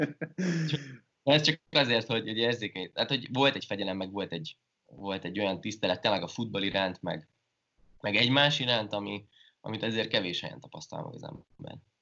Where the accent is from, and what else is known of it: Hungary; moved away; also born or lived in France